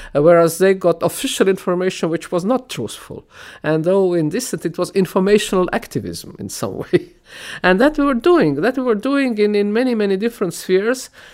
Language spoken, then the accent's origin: English; Estonia; I was born in Free Estonia